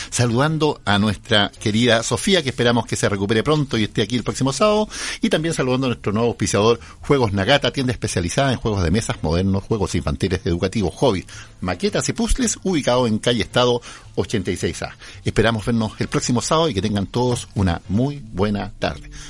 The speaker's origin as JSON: {"language": "Spanish", "country": "Chile", "tie": "born or raised there", "said": "yo viví, me crié en las Aguas Negras, en la Villa de los Cisnes"}